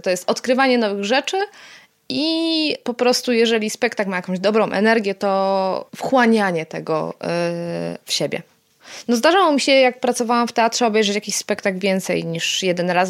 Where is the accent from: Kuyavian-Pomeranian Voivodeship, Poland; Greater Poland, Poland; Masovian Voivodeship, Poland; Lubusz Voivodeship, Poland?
Greater Poland, Poland; near Poznań; moved away; also born or lived in Silesia; nie jestem z Poznania, e, z okolic Poznania. Tak, czuję się pyrą